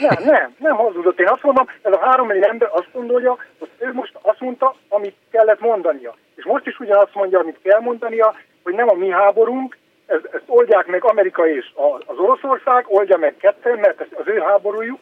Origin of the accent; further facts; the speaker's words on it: Transylvania, Romania; Erdélyi vagyok